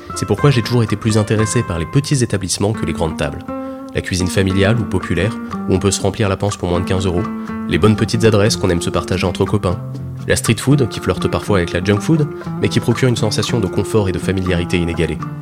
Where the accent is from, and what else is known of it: France